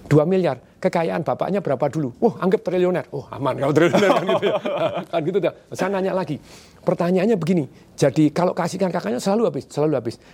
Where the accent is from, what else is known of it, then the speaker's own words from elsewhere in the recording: Surakarta, Central Java, Indonesia; papa saya enggak lah kamu keluar dari Solo kan saya dari Solo.